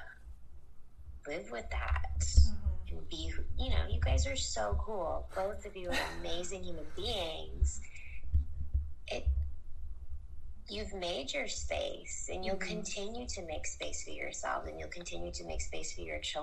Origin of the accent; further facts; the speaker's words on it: United States; accent: American; my American accent